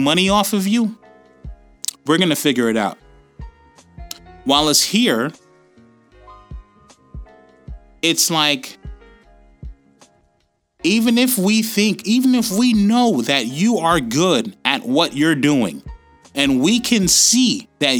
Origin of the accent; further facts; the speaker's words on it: United States; now in Australia; Being that I am American, and I'm also an Australian citizen, my kids were born here